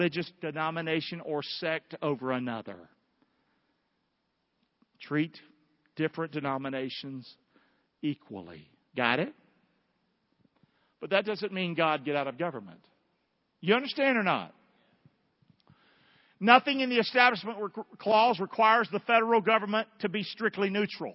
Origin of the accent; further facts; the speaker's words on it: the South, United States; moved away; Growing up in the South, we didn't have Catholics. I'm telling you, as a Southerner